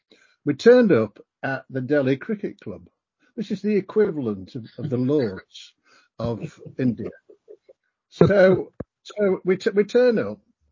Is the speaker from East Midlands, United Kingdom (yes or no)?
no; Yorkshire and the Humber, United Kingdom; I'm from Yorkshire.